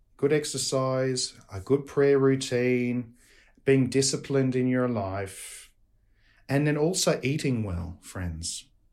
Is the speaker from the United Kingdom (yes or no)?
no; Australia; accent: Australian; my Australian accent